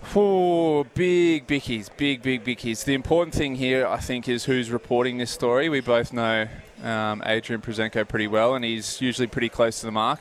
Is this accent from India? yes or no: no; Port Macquarie, New South Wales, Australia; growing up in Port Macquarie